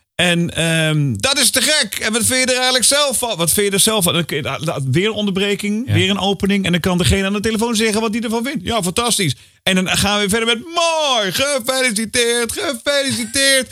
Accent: Utrecht, Netherlands; Maar ik kom uit Utrecht

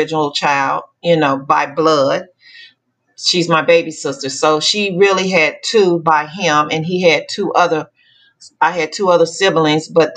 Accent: Dallas, Texas, United States; also born or lived in West Memphis, Arkansas; I was born in West Memphis, Arkansas. I grew up in Dallas, Texas

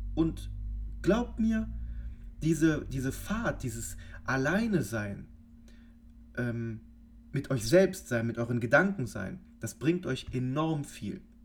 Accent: Cologne, North Rhine-Westphalia, Germany; wir kommen hier aus Köln

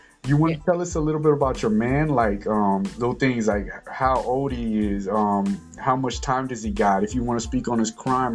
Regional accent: California, United States; we all from California

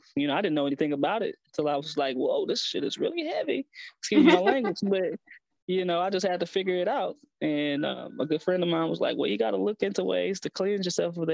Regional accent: East St. Louis, Illinois, United States; I'm originally from East St. Louis

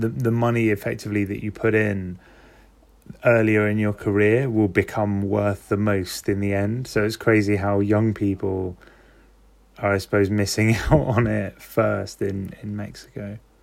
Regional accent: London, United Kingdom; I'm from London

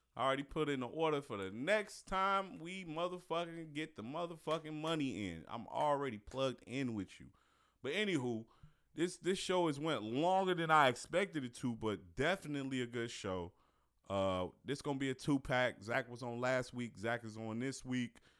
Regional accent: Chicago, Illinois, United States; born or raised there; moved away as an adult; now in Detroit, United States

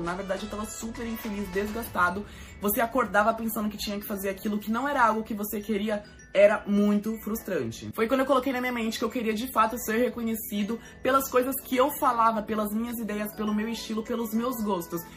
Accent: São Paulo, Brazil; sou aqui de São Paulo, capital

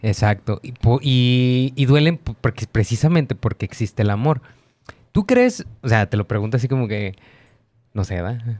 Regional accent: Mexico; como mexicano

